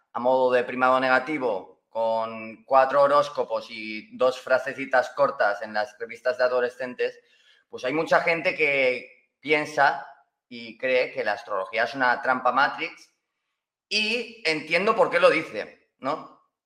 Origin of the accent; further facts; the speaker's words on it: Valencian Community, Spain; yo hablo español, pues valenciano porque soy de Valencia